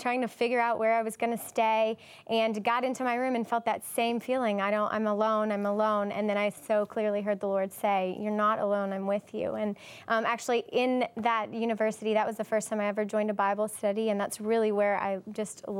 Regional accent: Louisiana, United States; moved away as an adult; now in Haiti; I was born in Louisiana, and when I was 7, my father passed away

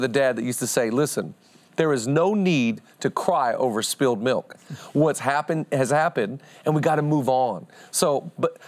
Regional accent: Seattle, Washington, United States; I'm from Seattle

